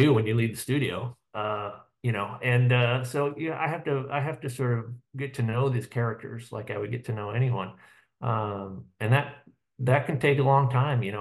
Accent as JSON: {"language": "English", "region": "Iowa", "country": "United States", "tie": "born or raised there", "said": "I'm from Iowa and live in Iowa City currently, and grew up in Iowa"}